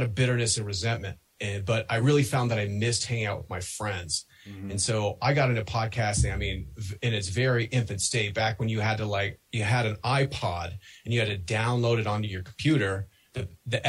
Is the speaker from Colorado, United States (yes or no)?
yes; Denver, Colorado, United States; I'm from Denver